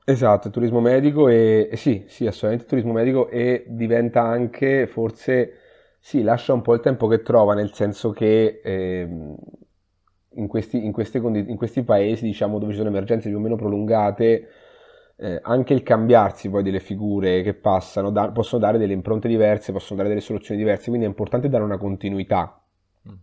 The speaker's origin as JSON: {"language": "Italian", "town": "Perugia", "region": "Umbria", "country": "Italy", "moved": "as an adult", "lives_now": "Padua, Italy", "said": "sono umbro in realtà, vengo da Perugia, ho fatto, ho fatto l'università a Perugia"}